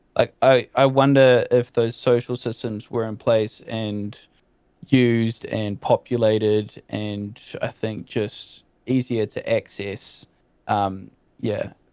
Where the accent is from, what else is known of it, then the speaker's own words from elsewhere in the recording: New Zealand; as a Kiwi